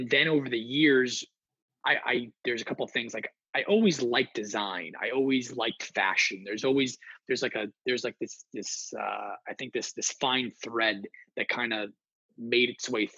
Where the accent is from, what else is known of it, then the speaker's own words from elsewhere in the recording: New Jersey, United States; I'm being from the North Jersey area